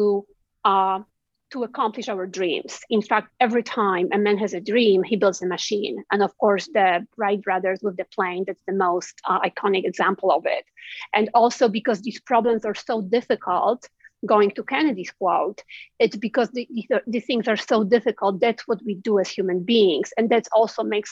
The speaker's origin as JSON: {"language": "English", "country": "Poland", "tie": "born or raised there", "moved": "yes", "lives_now": "United States", "said": "growing up in Poland and looking at America"}